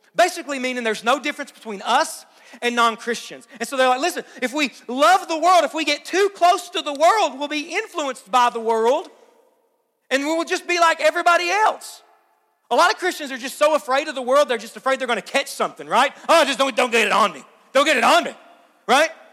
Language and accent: English; Hazard, Kentucky, United States; you're not from here, where are you from? And you say Hazard